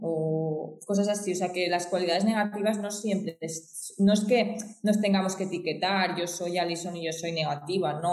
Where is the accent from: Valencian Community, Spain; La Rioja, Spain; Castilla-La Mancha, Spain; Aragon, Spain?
Valencian Community, Spain; Xàtiva; yo soy de Sativa, Valencia, eh, España